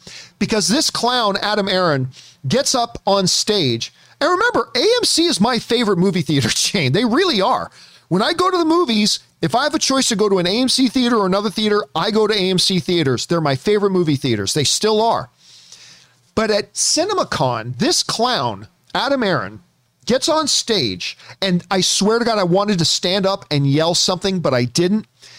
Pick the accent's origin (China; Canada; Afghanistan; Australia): Canada; See, for me, growing up in Canada, it was not... Blockbuster wasn't the chain. There were Blockbusters in Canada, but the chain in Canada was Rogers Video.